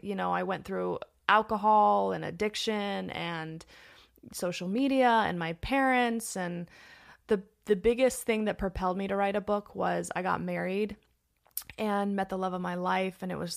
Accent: Los Angeles, California, United States; Born and raised in Los Angeles.

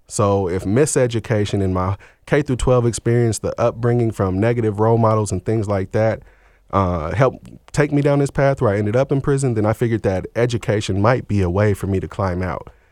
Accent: Seattle, Washington, United States; also born or lived in Portland, Oregon; I was born in Seattle, Washington in the mid-eighties

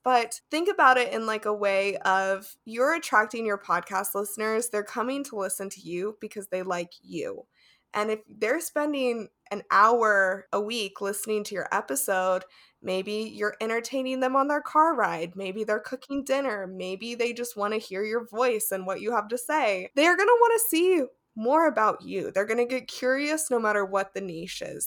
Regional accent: Las Vegas, Nevada, United States; now in Seattle, United States; I grew up in Las Vegas and there's a lot of Spanish speakers there, but now I'm in Seattle

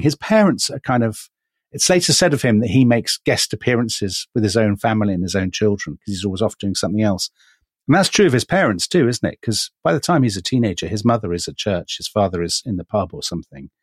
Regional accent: United Kingdom; as a British observer

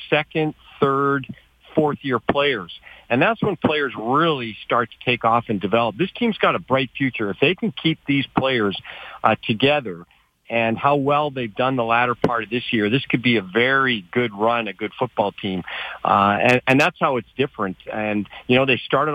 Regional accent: Calgary, Alberta, Canada; also born or lived in United States; I'm kind of privileged in the fact that I grew up in Calgary

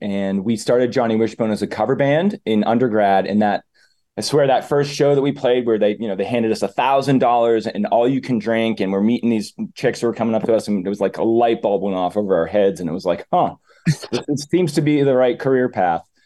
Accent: Methuen, Massachusetts, United States; also born or lived in France / Argentina / Uruguay; I'm born and raised in Methuen

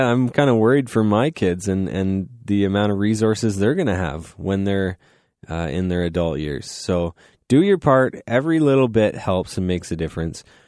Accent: Goderich, Ontario, Canada; now in London, Canada; I'm from Goddard's

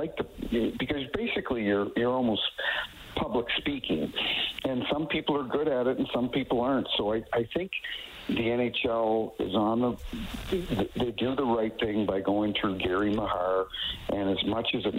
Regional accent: New Brunswick, Canada; now in St. Louis, United States; I grew up in New Brunswick and I live in St. Louis now

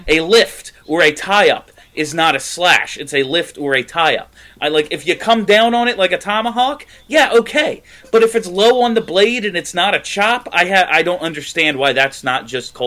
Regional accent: Philadelphia, Pennsylvania, United States; I'm from Philly

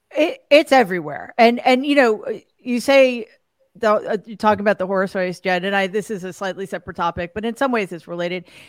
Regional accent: New York City, New York, United States; I grew up in Jamaica, Queens

